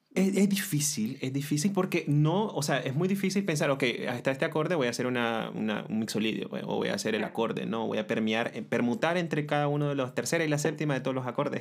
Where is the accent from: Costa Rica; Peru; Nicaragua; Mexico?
Nicaragua